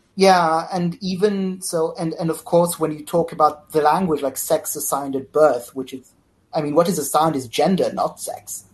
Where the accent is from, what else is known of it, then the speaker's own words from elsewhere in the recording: Israel; I'm from Israel